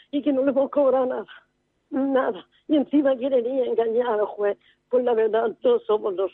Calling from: Murcia, Region of Murcia, Spain; de Murcia, de los paganos.

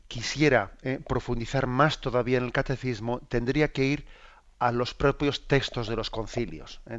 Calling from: Pontevedra, Galicia, Spain; Hola, buenos días, monseñor. … de Pontevedra.

